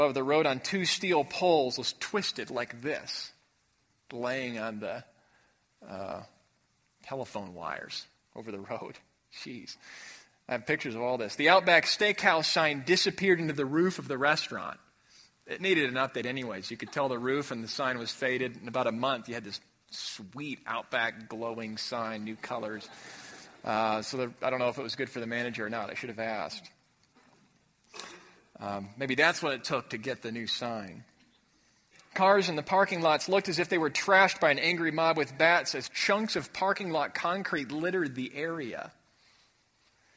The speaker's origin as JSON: {"language": "English", "town": "Chicago", "region": "Illinois", "country": "United States", "tie": "born or raised there", "said": "Growing up in Chicago"}